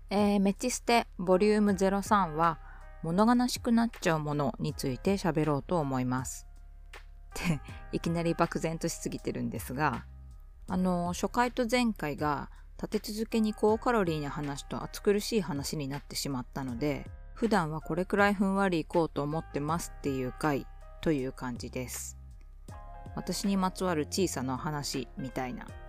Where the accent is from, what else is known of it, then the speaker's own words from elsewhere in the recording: Shimizu, Shizuoka, Japan; moved away as an adult; also born or lived in Tokyo; now in Yokohama, Japan; 清水の生まれ育ちです